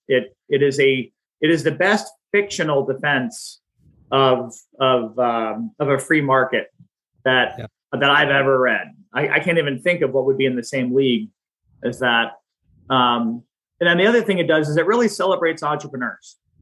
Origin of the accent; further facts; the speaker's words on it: Pennsylvania, United States; moved away as an adult; also born or lived in Washington, D.C. area; I'm from the Pennsylvania area